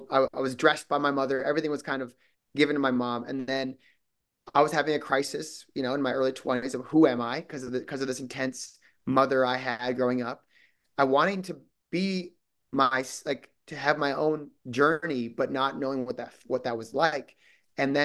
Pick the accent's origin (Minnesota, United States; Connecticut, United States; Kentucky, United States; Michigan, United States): Minnesota, United States; southern; moved away; I'm from Minnesota